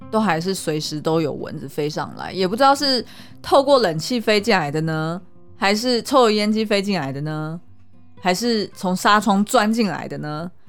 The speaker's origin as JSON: {"language": "Chinese", "country": "Taiwan", "tie": "born or raised there", "said": "我小时候在眷村的时候"}